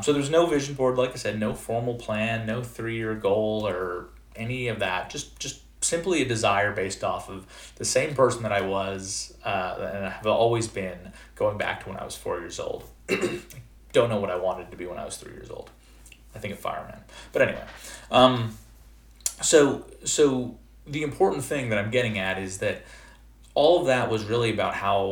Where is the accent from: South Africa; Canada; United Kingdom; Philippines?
Canada; moved away; I'm originally from Canada, and in Canada, we have junior kindergarten and then senior kindergarten before going off into first grade. And so I was in junior kindergarten, 4 years old